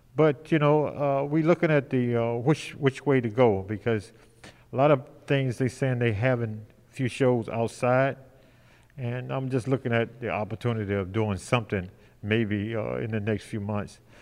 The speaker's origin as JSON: {"language": "English", "town": "Detroit", "region": "Michigan", "country": "United States", "said": "I'm from Detroit too"}